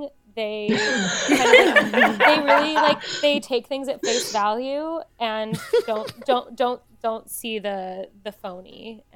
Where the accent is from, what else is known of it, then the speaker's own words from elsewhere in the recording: Cleveland, Ohio, United States; I'm from Cleveland, Ohio, so also a Midwest gal.